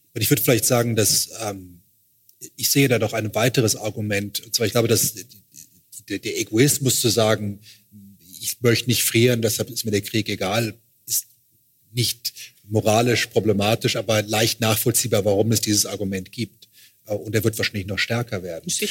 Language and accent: German; Luxembourg; aus Luxemburg, wo ich herkomme